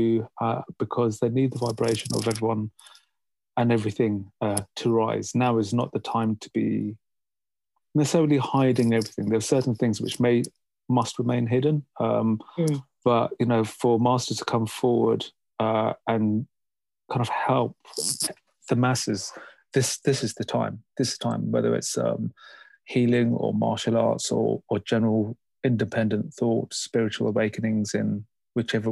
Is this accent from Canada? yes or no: no; London, United Kingdom; growing up in London